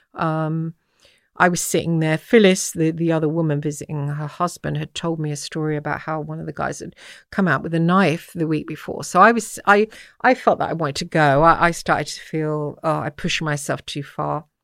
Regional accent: England, United Kingdom; also born or lived in Dublin; I'm English

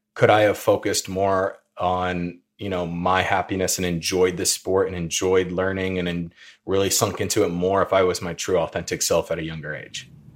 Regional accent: Peoria, Illinois, United States; also born or lived in Indianapolis, Indiana; I'm from the Peoria area in Illinois

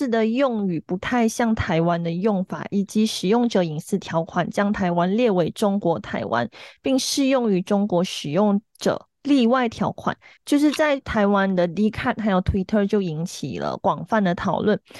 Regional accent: Malaysia; 因为我们也没有那个立场去讨论，因为我们是马来西亚人，我们也不是台湾人，我们也不是中国人。

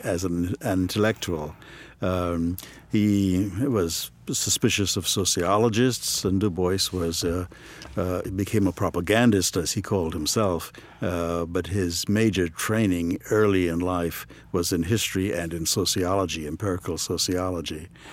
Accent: Trinidad & Tobago; moved away as an adult; also born or lived in Ohio, United States; now in United States; I grew up in Trinidad and Tobago

